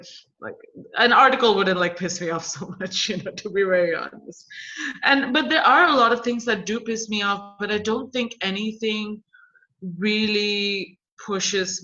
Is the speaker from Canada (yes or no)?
no; India; now in United States; as an Indian woman who's in the US right now